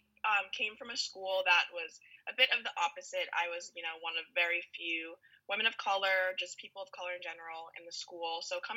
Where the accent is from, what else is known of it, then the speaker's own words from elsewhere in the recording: West Orange, New Jersey, United States; I'm from West Orange, New Jersey